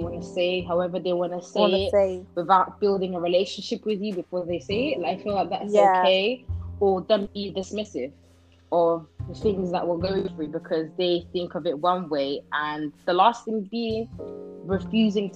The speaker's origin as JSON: {"language": "English", "country": "United Kingdom", "tie": "born or raised there", "also_born_or_lived": "Netherlands", "said": "I was born in Holland, but I've spent, 11 years in this country. So I would say I'm 100% British. I went to school. I went to primary, secondary here."}